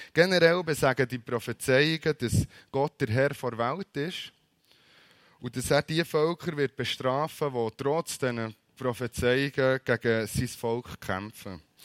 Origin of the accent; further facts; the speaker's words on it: Bern, Switzerland; als Berner